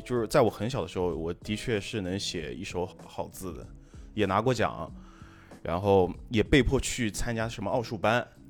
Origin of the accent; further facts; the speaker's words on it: Jiangsu, China; 我是江苏人嘛，我的家乡是一个教育内卷相当相当厉害的地方